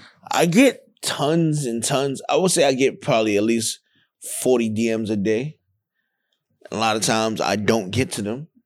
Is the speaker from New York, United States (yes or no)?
yes; New York City, New York, United States; I'm from Van Dyke Projects in Brownsville, Brooklyn.